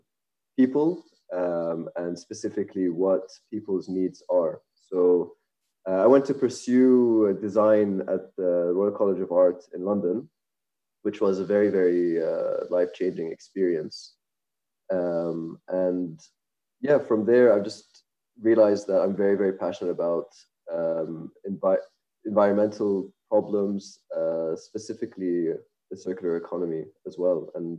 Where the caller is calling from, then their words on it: Amman, Amman Governorate, Jordan; also born or lived in Australia; I'm calling from Amman in Jordan.